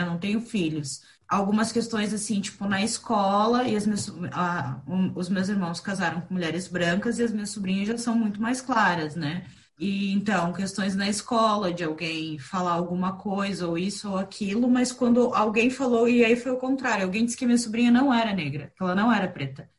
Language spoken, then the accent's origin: Portuguese; Curitiba, Paraná, Brazil; also born or lived in Rio Grande do Sul; now in Florianópolis, Brazil; sou gaúcha de nascimento, curitibana de criação e manezinha por opção. Hoje eu moro na Ilha da Magia